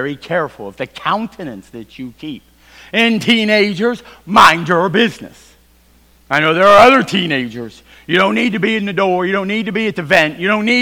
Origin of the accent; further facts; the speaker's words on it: Virginia, United States; I am from Virginia